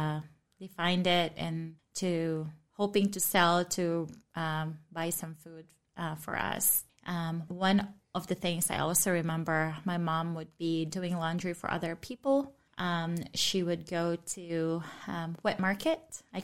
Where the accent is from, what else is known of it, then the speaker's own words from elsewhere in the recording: Cebu, Central Visayas, Philippines; I grew up in Cebu, Philippines. I grew up in a family where Christ was not known, where faith is not part of our conversation at all.